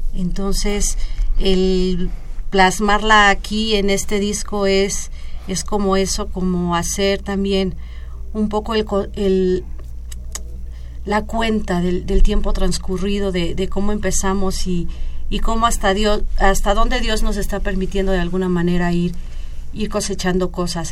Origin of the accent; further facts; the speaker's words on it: Mexico; nos representa como mexicanos